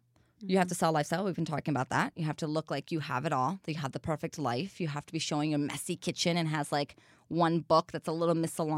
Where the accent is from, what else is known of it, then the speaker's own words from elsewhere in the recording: Brazil; English is a second language; now in United States; So I'm from Brazil, which is a country that's very sexualized in this country.